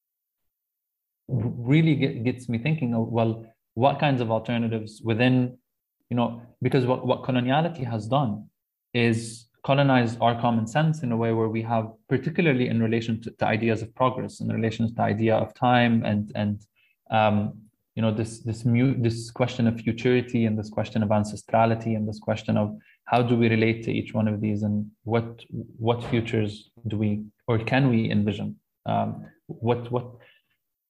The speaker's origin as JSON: {"language": "English", "country": "Lebanon", "tie": "born or raised there", "said": "growing up in Lebanon and kind of mostly going through education there"}